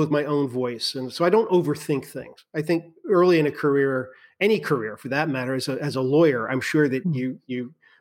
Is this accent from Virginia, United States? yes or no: yes; Virginia, United States; I grew up in Virginia. I still live in Virginia